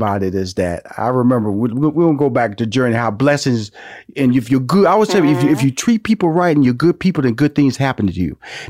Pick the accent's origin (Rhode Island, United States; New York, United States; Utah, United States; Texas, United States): Texas, United States; Houston; I'm from Houston, Texas, and a country boy.